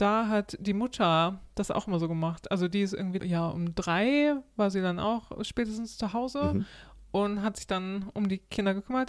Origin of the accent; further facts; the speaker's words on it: Germany; now in Sweden; als Deutscher